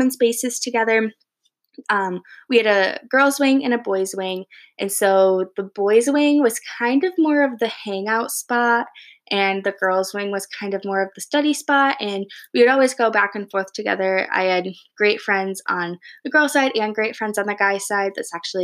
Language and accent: English; Grand Rapids, Michigan, United States; also born or lived in East Lansing, Michigan / Ann Arbor, Michigan; I'm originally from Grand Rapids, Michigan